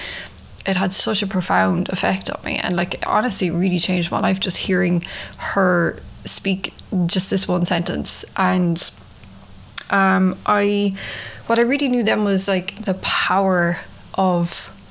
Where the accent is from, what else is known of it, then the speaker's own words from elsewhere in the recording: Ireland; moved away as an adult; now in New York, United States; I'm from Ireland, if you can tell from the accent. I've been living in New York for 9 years now.